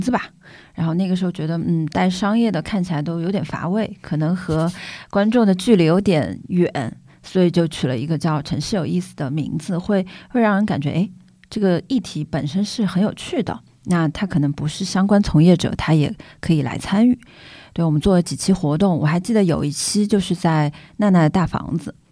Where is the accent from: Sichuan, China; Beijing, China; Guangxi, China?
Sichuan, China; Chengdu; moved away as an adult; now in Shanghai, China; 因为我始终会觉得成都太熟悉了，它是我的家乡，嗯，而且成都这几年过速地发展，让我，让我本地人说实话有点不适